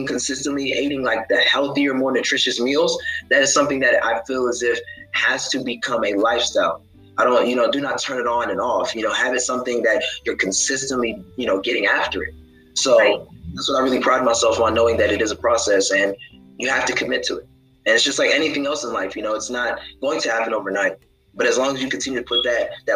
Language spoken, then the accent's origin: English; Columbus, Ohio, United States; moved away as an adult; also born or lived in Houston, Texas; now in Georgia, United States; I was born and raised in Columbus, Ohio, graduated high school at Licking Heights High School